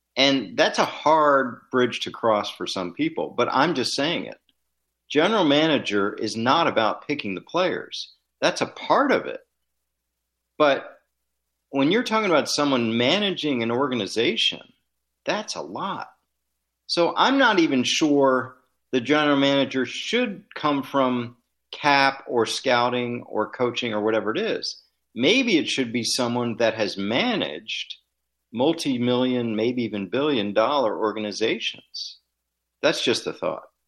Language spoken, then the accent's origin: English; Washington, District of Columbia, United States; growing up in Washington, D C, and moving on to Stanford and Georgetown